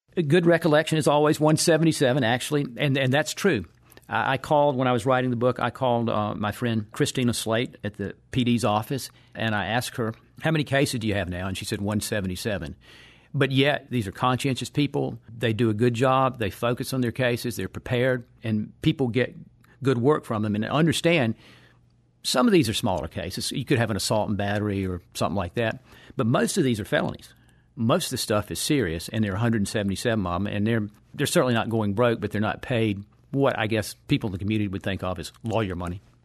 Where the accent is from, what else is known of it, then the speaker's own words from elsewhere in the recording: Patrick County, Virginia, United States; in my hometown and in the region where I live